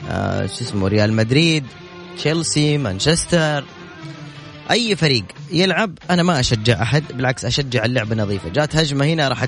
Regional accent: Jeddah, Makkah Province, Saudi Arabia; انا من جده

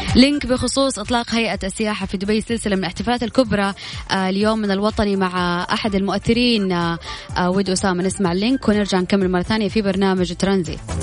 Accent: Saudi Arabia; هنا عندنا في السعودية

